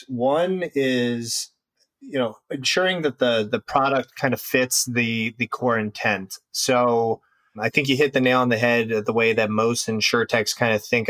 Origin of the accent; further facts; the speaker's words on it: Cincinnati, Ohio, United States; moved away as an adult; also born or lived in Indiana / Chicago, Illinois; now in Deerfield, United States; Originally raised in the Midwest and Cincinnati area, and then have been in Chicago for quite some time now